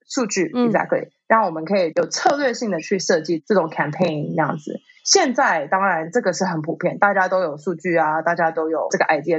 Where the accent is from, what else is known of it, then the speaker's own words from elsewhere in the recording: Taipei, Taiwan; moved away as an adult; also born or lived in New York, United States; 台北成长，我知道就是什么东西都很方便，然后大家人都很好，然后我在台北成长真的很幸福